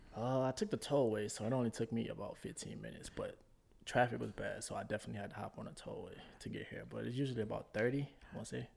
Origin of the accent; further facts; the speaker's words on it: New Orleans, Louisiana, United States; moved away as an adult; also born or lived in Houston; Originally born and raised in New Orleans.